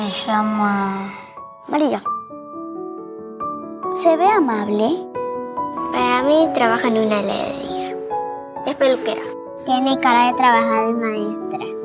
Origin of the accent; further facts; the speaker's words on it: Venezuela; Soy de Venezuela y tengo 7 años.